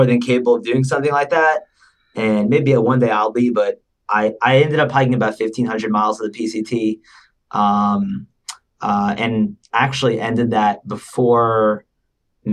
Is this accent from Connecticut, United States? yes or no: yes; Connecticut, United States; born and raised in Connecticut.